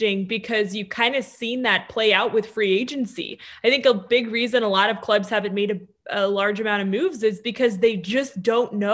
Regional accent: Denver, Colorado, United States; growing up in Denver

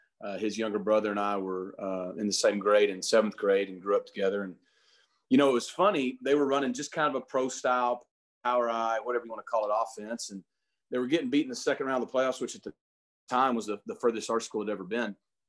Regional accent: Springdale, Arkansas, United States; I grew up in Northwest Arkansas in Springdale, right by where the University of Arkansas is.

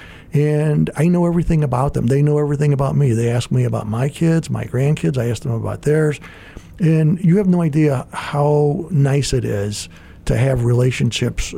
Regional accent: Gary, Indiana, United States; I grew up in Gary, Indiana

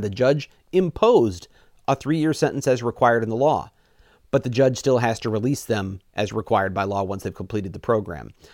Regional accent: Missouri, United States; moved away as an adult; now in Wisconsin, United States; I'm from Missouri originally

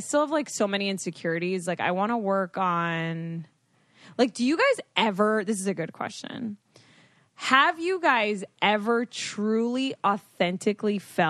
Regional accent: Florida, United States; growing up in Florida

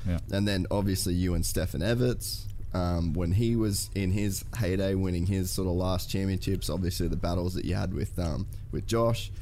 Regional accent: Australia; I'm an Aussie kid

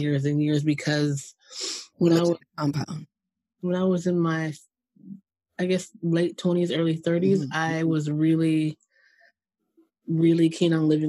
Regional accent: New Jersey, United States; I grew up in Jersey.

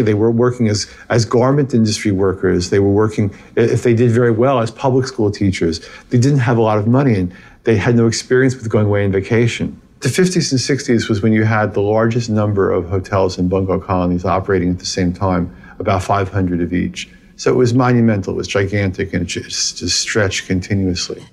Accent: Denver, Colorado, United States; I grew up in Denver

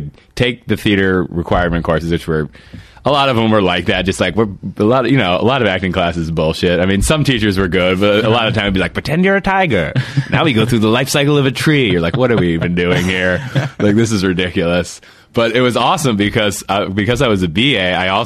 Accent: Philadelphia, Pennsylvania, United States; moved away as an adult; now in California, United States; I grew up in Philadelphia

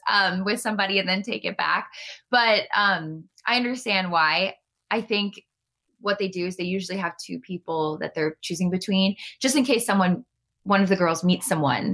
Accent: Cleveland, Ohio, United States; my hometown of Cleveland, Ohio

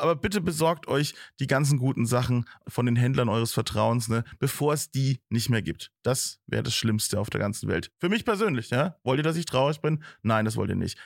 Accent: Bavaria, Germany; mir in Bayern, mir lassen nichts übrig

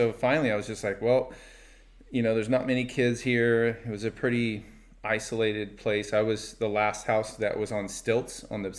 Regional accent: Oxnard, California, United States; also born or lived in Thousand Oaks; I was born in Thousand Oaks, and my mom met my stepdad, and, you know, he lived at Oxnard Shores. And so we moved in with him. I think I was 7 or 6 at the time.

